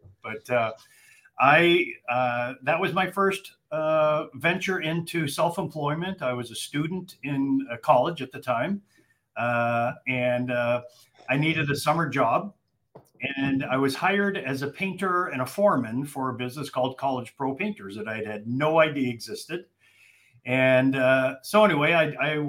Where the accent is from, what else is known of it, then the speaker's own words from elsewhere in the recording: Calgary, Alberta, Canada; moved away as an adult; also born or lived in Ontario / Vancouver, British Columbia; now in Atlanta, United States; I'm from Calgary originally. I live in Atlanta, Georgia now